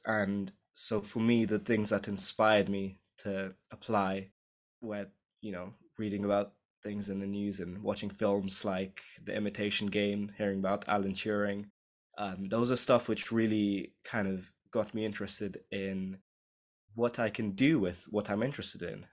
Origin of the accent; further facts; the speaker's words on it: London, United Kingdom; I'm from London, and I guess you could say I'm a first generation immigrant.